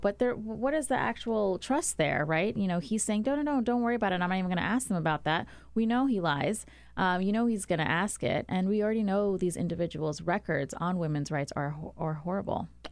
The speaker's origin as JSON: {"language": "English", "region": "Maryland", "country": "United States", "said": "I'm from Maryland"}